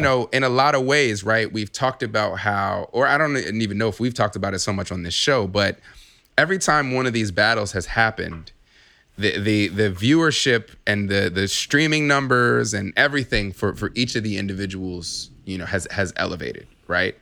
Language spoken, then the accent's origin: English; California, United States; now in Chicago, United States; I'm originally from Chicago, I'm, I'm mostly, you know, came up in, in California